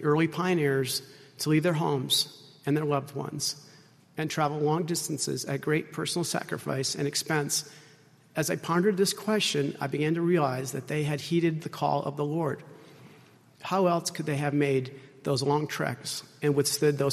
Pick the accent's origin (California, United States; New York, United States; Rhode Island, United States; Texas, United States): Rhode Island, United States; moved away as an adult; also born or lived in Logan, Utah; now in Utah, United States; I'm originally from Rhode Island